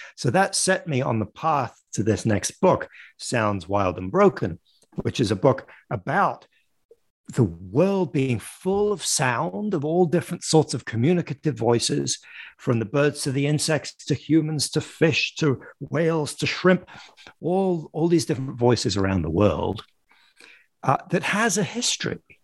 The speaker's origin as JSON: {"language": "English", "town": "Paris", "region": "Île-de-France", "country": "France", "tie": "born or raised there", "also_born_or_lived": "London, United Kingdom", "moved": "as an adult", "lives_now": "United States", "said": "I live in the United States, but I I grew up in France and in in and around Paris. I was born in London"}